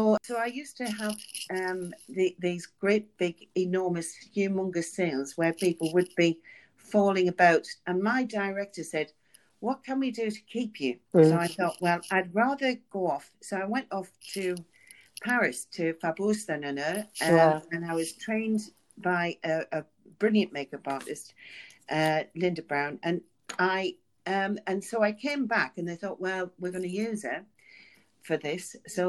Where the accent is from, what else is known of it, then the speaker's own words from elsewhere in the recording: Sunderland, North East England, United Kingdom; But I am from the North, as you can hear.